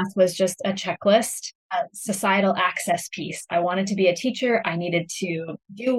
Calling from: Kelowna, British Columbia, Canada; Yeah, I'm coming from Kelowna, British Columbia, and it is a little bit earlier out here.

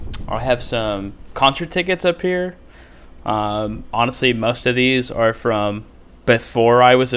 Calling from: Concord, North Carolina, United States; I'm just outside of Charlotte. I live in Concord. I just commute.

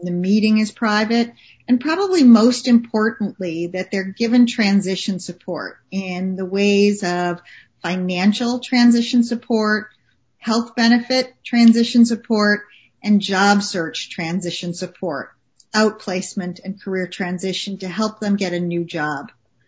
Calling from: Saco, Maine, United States; I'm calling in from Saco, Maine.

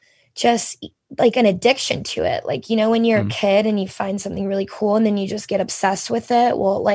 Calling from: Atlanta, Georgia, United States; I am coming from Atlanta this morning. I was just in Nashville yesterday, but I was able to make it back home, thank God.

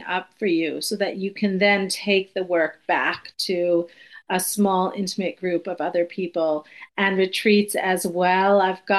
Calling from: Cortland Manor, New York, United States; I'm in New York, just about an hour north of the city, Cortland Manor.

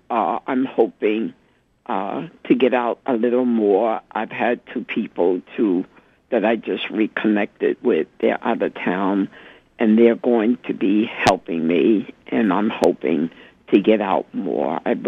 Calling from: New York, United States; Hello, I'm calling from Spanish Harlem. Mm-hmm. I'm a black woman in my 70s

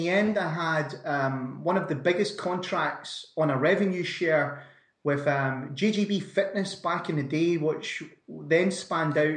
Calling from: Scotland, United Kingdom; not so sunny Scotland, Brandon.

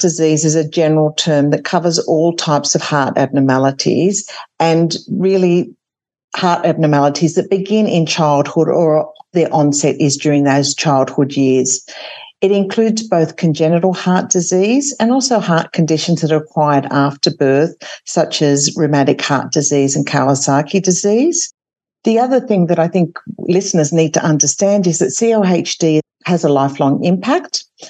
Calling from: Sydney, New South Wales, Australia; So this evening I'm joining you from Sydney, which is Gadigal land.

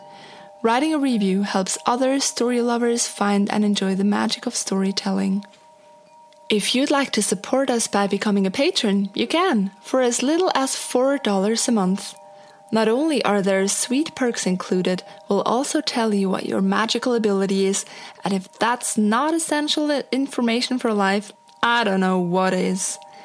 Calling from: Portland, Oregon, United States; from Portland, Oregon, USA.

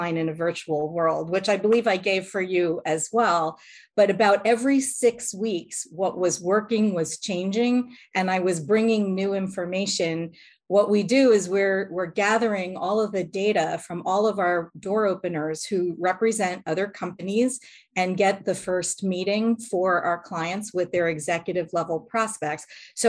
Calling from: Lauderdale-by-the-Sea, Florida, United States; Today, I'm in Lauderdale by the Sea, Florida.

